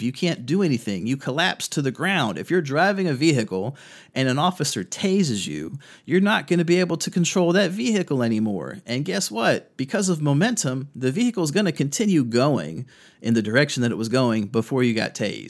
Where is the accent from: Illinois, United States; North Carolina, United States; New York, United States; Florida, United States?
North Carolina, United States; In my home state of North Carolina